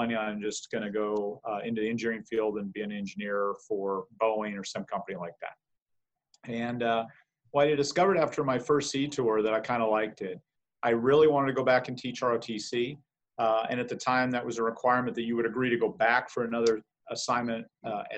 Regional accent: Casper, Wyoming, United States; I grew up in Casper, Wyoming

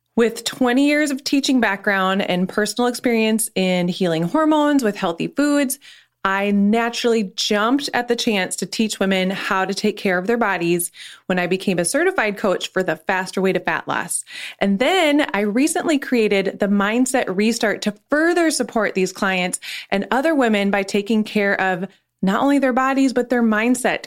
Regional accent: North Dakota, United States; moved away as an adult; also born or lived in Nashville, Tennessee; now in Minneapolis, United States; I was born and raised in North Dakota

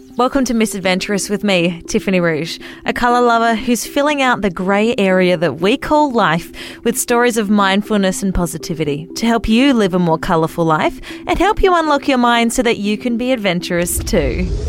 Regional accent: Australia; also born or lived in Wollongong, New South Wales; I am an Australian female radio announcer and podcaster

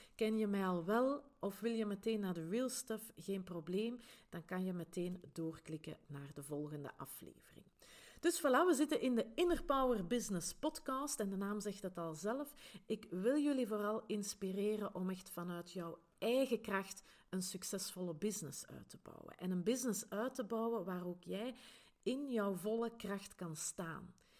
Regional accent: Grimbergen, Flanders, Belgium; accent: Flemish Brabant; now in Antwerp Campine, Belgium; ik ben oorspronkelijk niet van de Antwerpse Kempen, maar wel van Grimbergen in de rand van Brussel. Daar waar dat ze het hele lekkere abdijbier maken. Hè, dus, en vandaar dus mijn Vlaams-Brabants accent

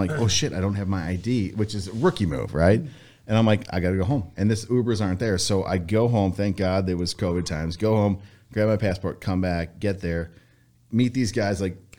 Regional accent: Elmhurst, Illinois, United States; I grew up in Elmhurst.

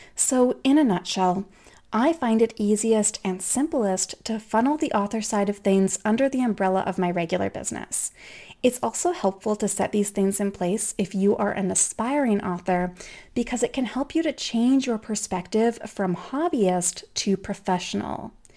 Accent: Canada; I'm Canadian

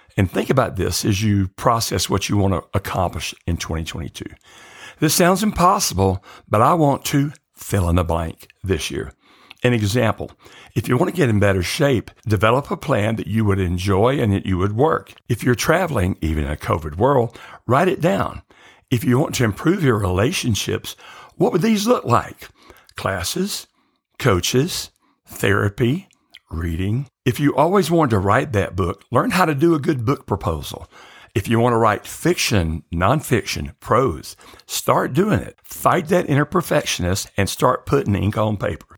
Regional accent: the South, United States; growing up in the South

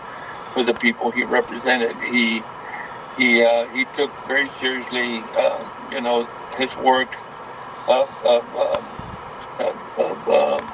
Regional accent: Brownsville, Texas, United States; the city of Brownsville, which is my hometown

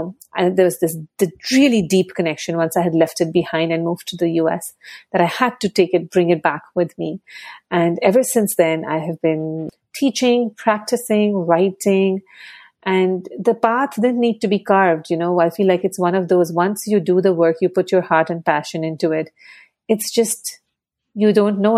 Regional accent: Mumbai, Maharashtra, India; now in New York, United States; So my background is that I grew up in Mumbai

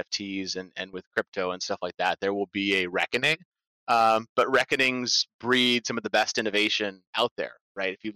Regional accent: Norwich, Vermont, United States; my hometown of Norwich, Vermont

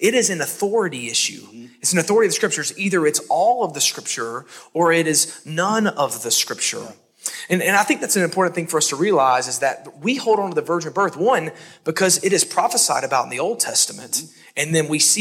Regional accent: Alabama, United States; now in Hendersonville, United States; I'm from Alabama.

